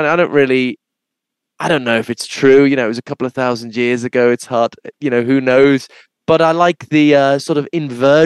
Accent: Liverpool, North West England, United Kingdom; I'm from Liverpool

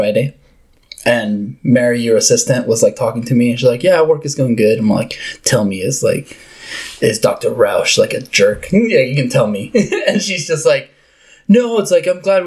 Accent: Uruguay; moved away; growing up in Uruguay and South America

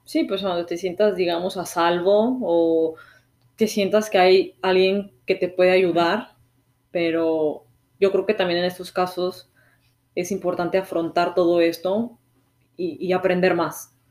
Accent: Mexico; moved away as an adult; now in Canada; yo soy un mexicano que vive en Canadá

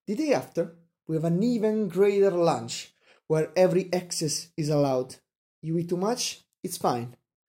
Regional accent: central Italy, Italy; I'm from Central Italy

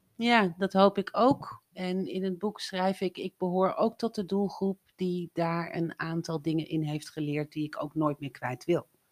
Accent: Drenthe, Netherlands; moved away as an adult; also born or lived in Breda; opgegroeid in Drenthe, op het platteland, op mijn 18e verhuisd naar Breda

